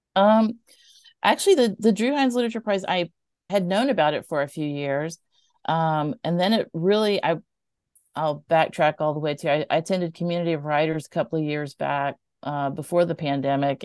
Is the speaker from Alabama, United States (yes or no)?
yes; Mobile, Alabama, United States; growing up in Mobile